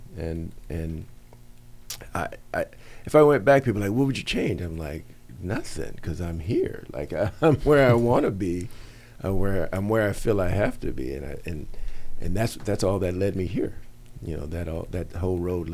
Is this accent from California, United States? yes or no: yes; Los Angeles, California, United States; I grew up in San Fernando Valley in the northeast end, a city called Pacoima